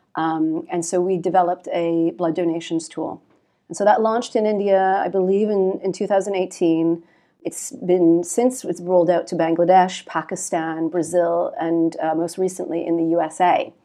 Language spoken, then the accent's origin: English; Canada; moved away as an adult; now in London, United Kingdom; I'm Canadian, and, um, I started my career in Canada